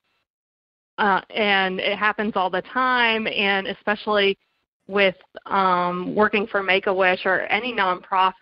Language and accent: English; Savannah, Georgia, United States; also born or lived in Pittsburgh, Pennsylvania; I grew up on Wilmington Island, still live on Wilmington Island, attended St. Andrews